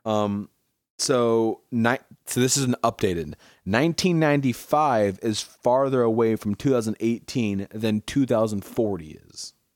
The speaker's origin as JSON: {"language": "English", "town": "Milford", "country": "United States", "tie": "born or raised there", "moved": "yes", "said": "growing up in Milford when I used to live there"}